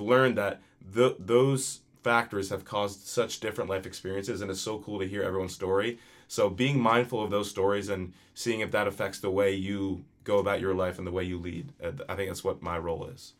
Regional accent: New Jersey, United States; I am from New Jersey

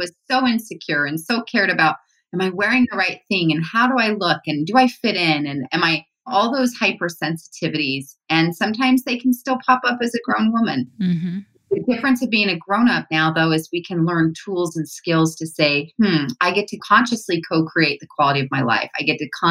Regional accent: Utah, United States; I grew up here in Utah

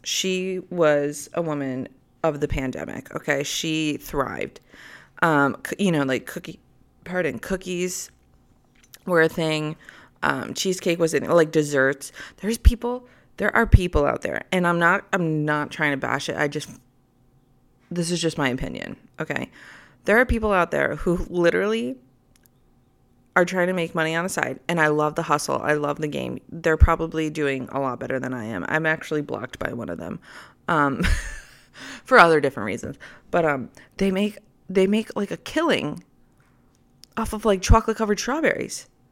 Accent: United States; I'm American

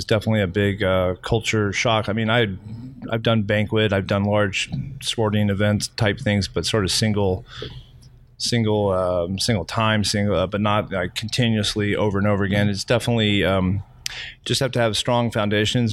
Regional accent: Texas, United States; now in Florida, United States; I'm from Texas

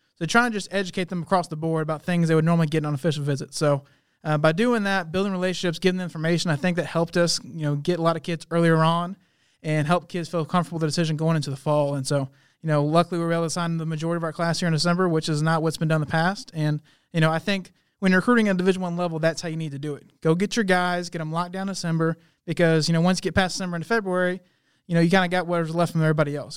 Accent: Montgomery, Texas, United States; moved away as an adult; Montgomery, Texas, that's, that's my hometown.

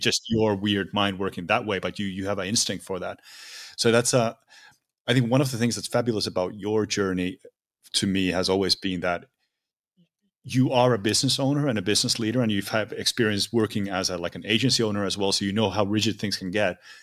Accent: Finland; I'm from Finland, so we don't have really, there's not a lot of ground here, it's just lakes

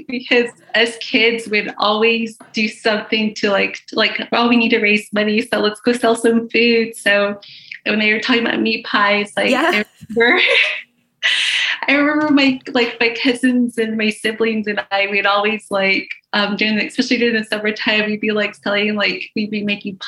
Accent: Arizona, United States; now in Kansas City, United States; I'm from the Navajo reservation from Arizona.

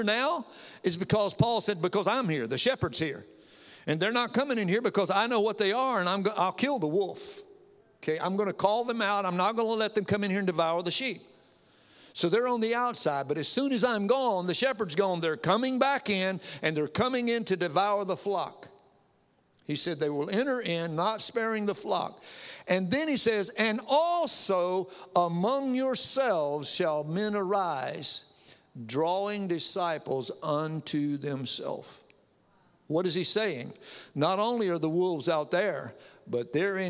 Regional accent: the South, United States; also born or lived in Connecticut; I'm Southern born, Southern bred, and bless God, when I die, I'll be Southern dead.

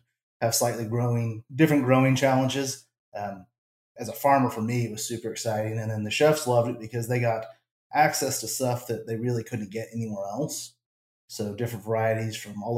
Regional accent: New Mexico, United States; moved away; also born or lived in Southern Arizona; I'm originally from Southern Arizona and then grew up in New Mexico

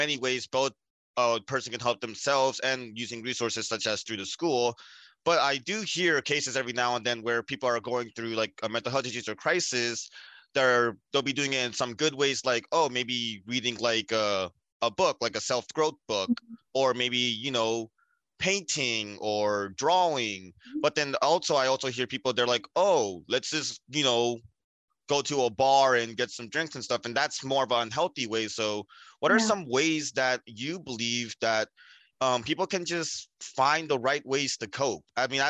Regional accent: South India, India; especially us being South Indian, we know that like family matters mean a lot

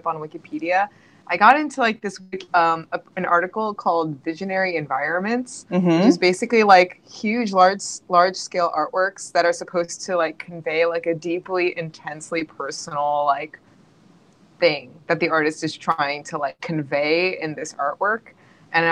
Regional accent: New York, United States; I'm in New York, like from the very beginning when we were born

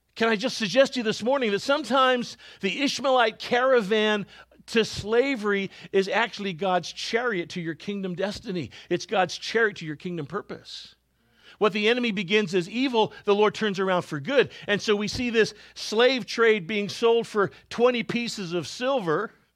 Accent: Canada; moved away; I was born in Canada

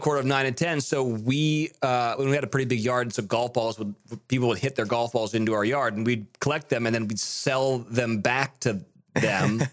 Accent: Monterey, California, United States; also born or lived in Nashville; now in Studio City, United States; I'm from Monterey, Carmel area

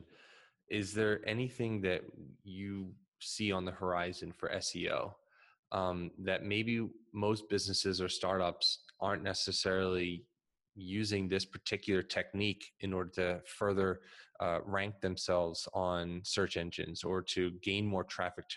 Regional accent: Philadelphia, Pennsylvania, United States; I'm from Philadelphia, right outside Philadelphia

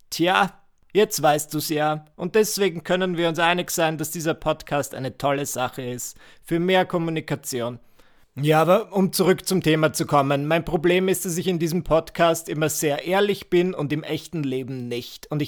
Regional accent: Müllendorf, Burgenland, Austria; Ihr müsst wissen, ich bin ja am Land groß geworden in Müllendorf.

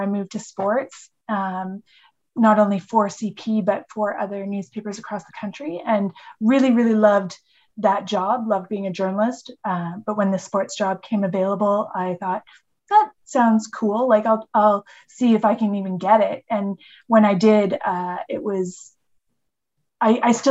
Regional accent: Edmonton, Alberta, Canada; I grew up in Edmonton and my mom had season tickets to the Edmonton football team

